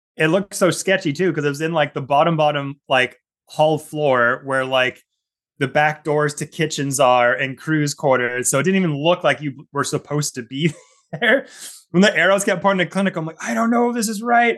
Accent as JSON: {"language": "English", "area": "Southern Gulf Islands", "region": "British Columbia", "country": "Canada", "tie": "born or raised there", "said": "I grew up in the Southern Gulf Islands here in Canada. uh, British Columbia"}